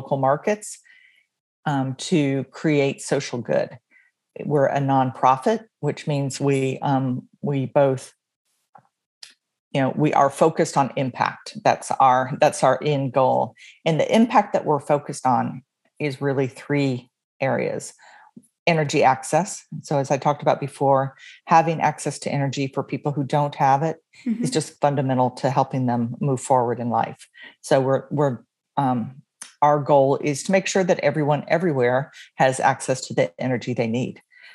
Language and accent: English; Atlanta, Georgia, United States; moved away as an adult; also born or lived in New York City; now in Virginia, United States; I am from Atlanta, Georgia. That's where I was born and raised